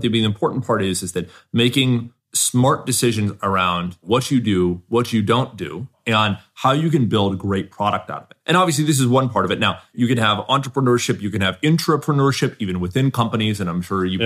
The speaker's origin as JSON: {"language": "English", "region": "Southern California", "country": "United States", "tie": "born or raised there", "said": "I grew up in Southern California"}